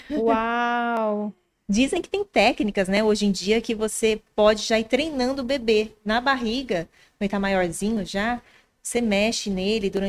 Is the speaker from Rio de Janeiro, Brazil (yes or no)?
no; Minas Gerais, Brazil; also born or lived in São Carlos; Paulista criada em Minas Gerais.